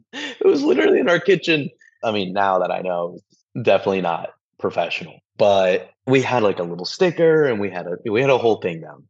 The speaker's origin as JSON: {"language": "English", "town": "San Antonio", "region": "Texas", "country": "United States", "tie": "born or raised there", "said": "we are both from San Antonio, Texas"}